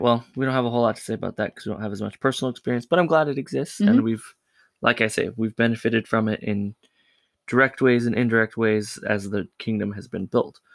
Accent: California, United States; I grew up in California

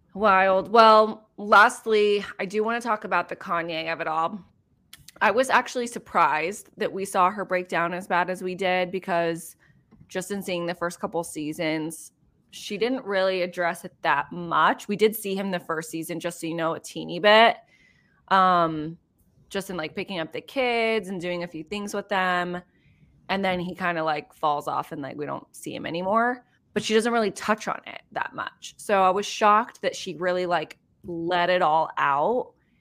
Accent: San Diego, California, United States; I'm from California. San Diego.

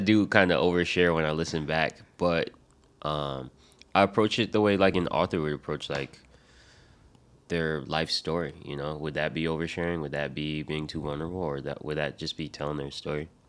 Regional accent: Rhode Island, United States; born or raised there; also born or lived in Michigan

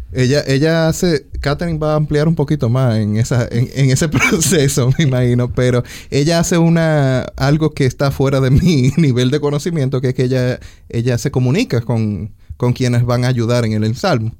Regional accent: Santiago Rodríguez, Dominican Republic; yo soy de Santiago Rodríguez

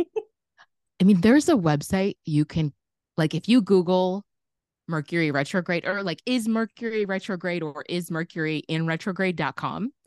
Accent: Chicago, Illinois, United States; growing up in Chicago

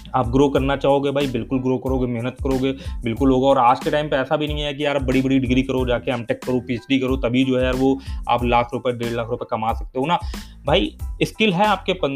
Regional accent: Kanpur, Uttar Pradesh, India; also born or lived in Delhi; मैं तो कानपुर शहर से बिलोंग करता हूँ बट मेरा गाँव है यहाँ से चालीस पैंतालीस किलोमीटर दूर कानपुर देहात गाँव

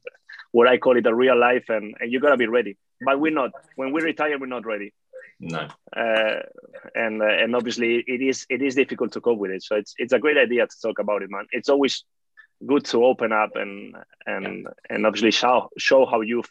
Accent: Barcelona, Catalonia, Spain; moved away as an adult; also born or lived in Basque Country; I was born here in Barcelona from Italian parents

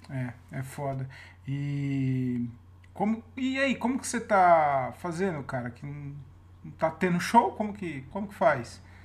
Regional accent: Jundiaí, São Paulo, Brazil; now in Várzea Paulista, Brazil; Eu falo que eu sou de Jundiaí. Eu moro na, em Várzea Paulista

